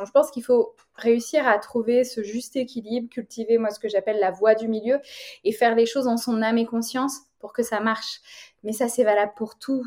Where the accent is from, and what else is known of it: France